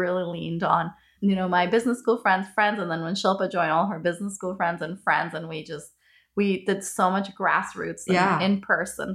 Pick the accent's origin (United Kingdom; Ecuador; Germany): Ecuador; moved away; I'm from Ecuador